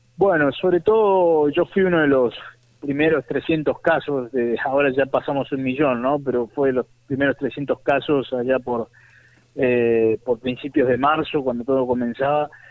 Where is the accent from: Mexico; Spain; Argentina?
Argentina; Buenos Aires; also born or lived in Catamarca, Argentina; me nací en Catamarca, pero me crié en Buenos Aires